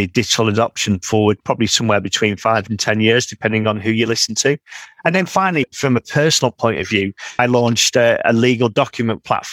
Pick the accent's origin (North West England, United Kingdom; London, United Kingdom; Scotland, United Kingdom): North West England, United Kingdom; Manchester; being a Mancunian